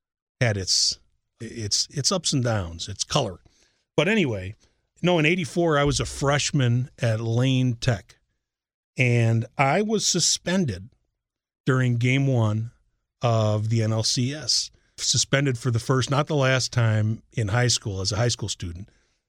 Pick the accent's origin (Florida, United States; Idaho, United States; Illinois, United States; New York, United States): Illinois, United States; Chicago; born or raised there; moved away as an adult